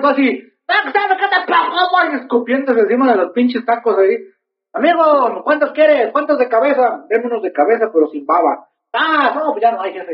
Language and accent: Spanish; Mexico; yo como mexicano hijo de Dios